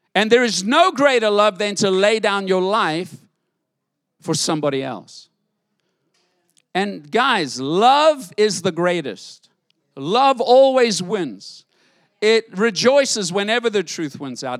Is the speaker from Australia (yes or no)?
no; South Africa; now in United States; I grew up in South Africa, different world to live in.